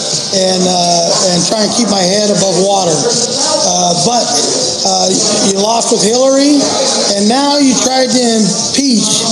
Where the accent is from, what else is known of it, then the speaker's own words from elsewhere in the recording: United States; I'm just an American